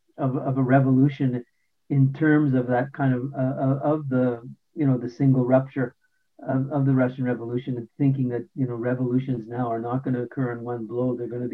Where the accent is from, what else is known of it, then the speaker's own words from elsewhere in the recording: Winnipeg, Manitoba, Canada; moved away as an adult; now in Toronto, Canada; We both are from Winnipeg, different parts of working class Winnipeg. He was from the North End, I'm from Transcona.